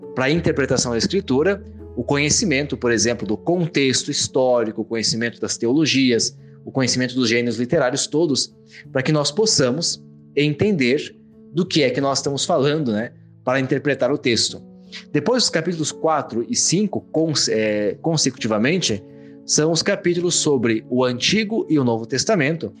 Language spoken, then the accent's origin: Portuguese; Caxias do Sul, Rio Grande do Sul, Brazil; moved away as an adult; now in Rome, Italy; padre da Diocese de Caxias do Sul, no interior do Rio Grande do Sul, onde nasci e fiz toda a minha, a minha formação inicial até o mestrado, e hoje moro em Roma